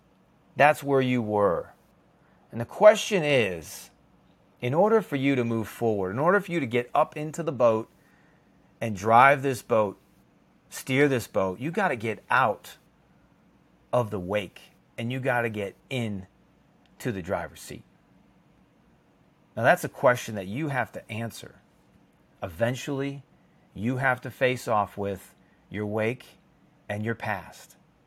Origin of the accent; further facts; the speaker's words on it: Chicago, Illinois, United States; I grew up in the Chicago area, and we have lakes. That's what we have. If you're on the coast or you're on in the ocean, it's a different world, but in the Midwest, we have lakes.